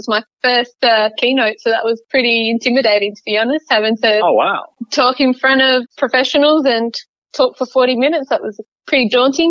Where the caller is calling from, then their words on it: Hobart, Tasmania, Australia; I'm in South Hobart, under the watchful eye of the mountain here in Hobart.